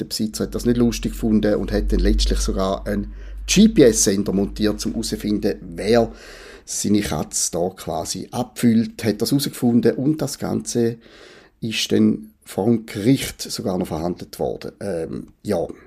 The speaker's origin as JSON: {"language": "German", "country": "Switzerland", "said": "als Schweizer"}